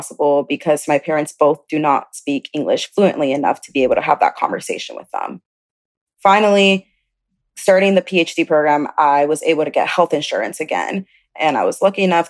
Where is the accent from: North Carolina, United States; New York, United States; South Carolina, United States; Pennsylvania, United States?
South Carolina, United States; also born or lived in Chicago, Illinois; I was born in Chicago, Illinois, but I grew up in South Carolina.